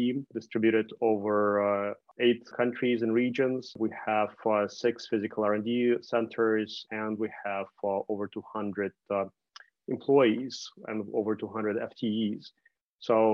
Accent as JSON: {"language": "English", "country": "Canada", "said": "I did my first 2 degrees at Queen's University in Canada, so I'm Canadian"}